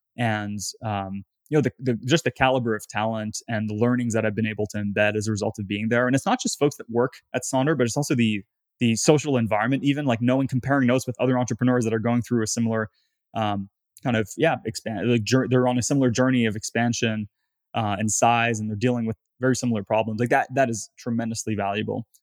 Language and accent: English; Gatineau, Quebec, Canada; moved away; I'm from a town called Gatineau, which is the, the fourth largest city in Quebec.